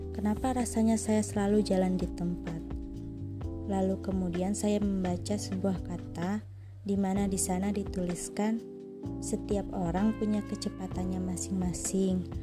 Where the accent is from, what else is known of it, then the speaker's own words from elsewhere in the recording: Pagar Alam, South Sumatra, Indonesia; saya berasal dari Pagaralam, Sumatera Selatan